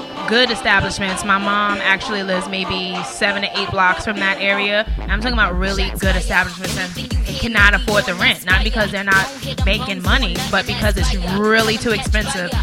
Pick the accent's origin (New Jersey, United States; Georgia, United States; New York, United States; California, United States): New York, United States; New York City; also born or lived in Philadelphia, Pennsylvania; I was born in Philly, but I'm a New Yorker